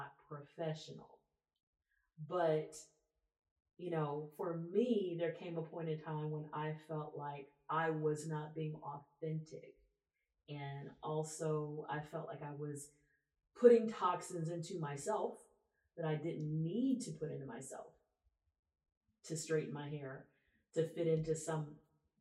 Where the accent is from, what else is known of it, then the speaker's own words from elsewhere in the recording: Texas, United States; also born or lived in Louisiana; I grew up in Texas, but I also grew up in Louisiana